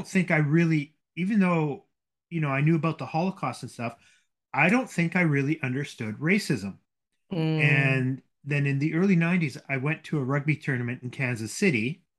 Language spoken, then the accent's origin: English; Winnipeg, Manitoba, Canada; I grew up in Winnipeg. {S1} Okay. {S0} Very multicultural city.